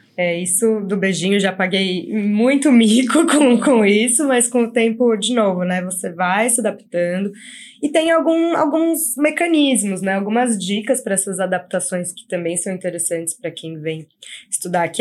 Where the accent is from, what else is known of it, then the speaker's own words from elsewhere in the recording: São Paulo, Brazil; moved away as an adult; now in Canada; sou de São Paulo